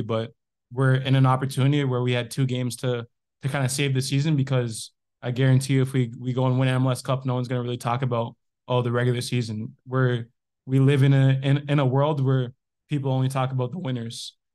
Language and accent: English; Canada; I grew up in Canada